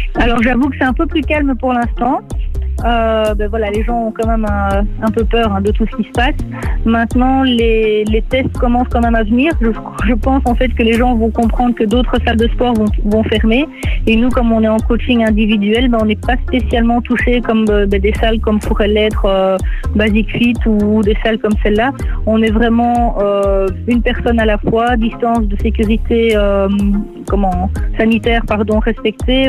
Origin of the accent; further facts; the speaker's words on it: Nivelles, Wallonia, Belgium; j'ai grandi à Nivelles